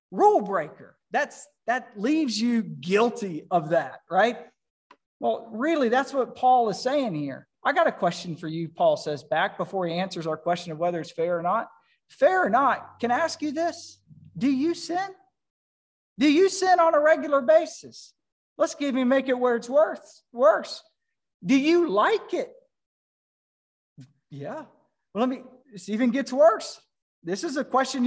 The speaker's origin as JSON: {"language": "English", "region": "North Carolina", "country": "United States", "tie": "born or raised there", "said": "I was born in North Carolina"}